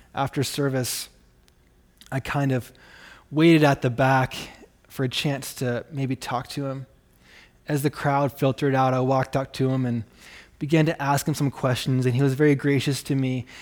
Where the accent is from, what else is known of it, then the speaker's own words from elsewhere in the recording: Canada; accent: Canadian; now in Rapid City, United States; I'm actually Canadian.